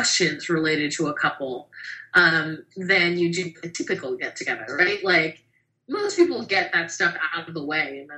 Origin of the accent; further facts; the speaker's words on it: Raleigh, North Carolina, United States; moved away; I grew up in Raleigh, North Carolina